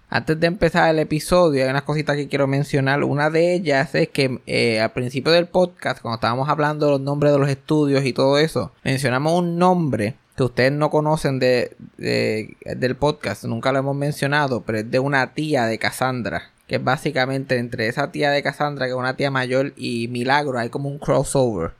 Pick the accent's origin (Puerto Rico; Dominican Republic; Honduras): Puerto Rico; moved away; also born or lived in Texas; yo vuelvo aquí a Puerto Rico con la esperanza de que voy a volver a trabajar